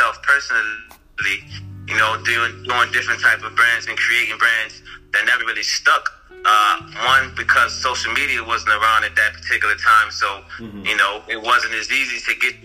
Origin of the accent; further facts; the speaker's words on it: New Orleans, Louisiana, United States; now in Atlanta, United States; I'm actually from New Orleans